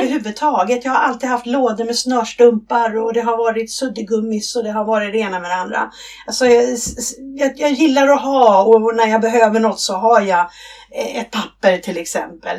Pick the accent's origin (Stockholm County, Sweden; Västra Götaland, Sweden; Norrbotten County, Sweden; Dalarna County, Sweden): Stockholm County, Sweden; Stockholm; moved away as an adult; now in Blekinge, Sweden; jag är från Stockholm ursprungligen